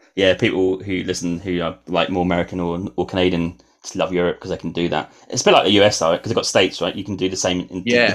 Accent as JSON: {"language": "English", "region": "England", "country": "United Kingdom", "moved": "yes", "said": "Being English"}